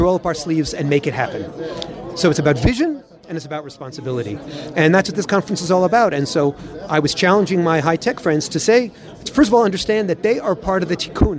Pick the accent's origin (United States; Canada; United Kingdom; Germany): United States; now in Israel; when I was in growing up in America